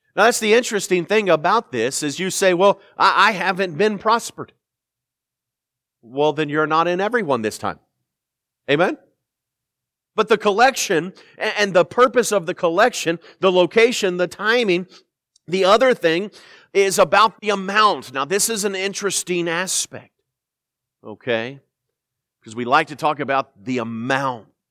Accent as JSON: {"language": "English", "town": "Indianapolis", "region": "Indiana", "country": "United States", "moved": "yes", "said": "I'm from Indianapolis"}